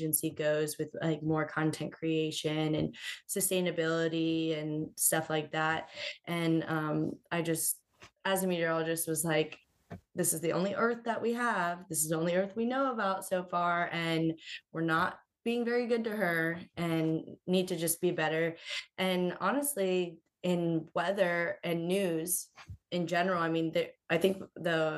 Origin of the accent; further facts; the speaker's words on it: Florida, United States; moved away as an adult; now in South Carolina, United States; growing up in Florida, most of the time it was very nice